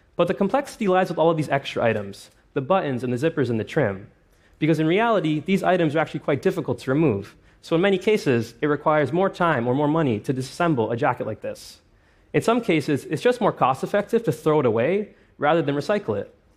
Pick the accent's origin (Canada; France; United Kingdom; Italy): Canada; Toronto, Ontario; my hometown of Toronto